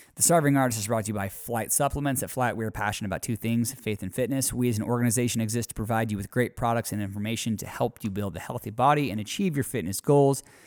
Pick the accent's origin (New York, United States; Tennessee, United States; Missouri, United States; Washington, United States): Washington, United States; near Spokane; Spokane, Washington, pretty close to my hometown